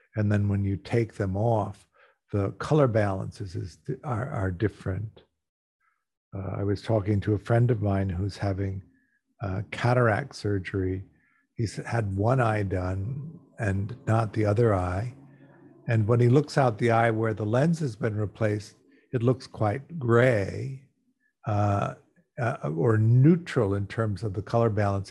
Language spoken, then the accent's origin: English; Los Angeles, California, United States; I'm talking to you from Los Angeles. I'm an American. I grew up here.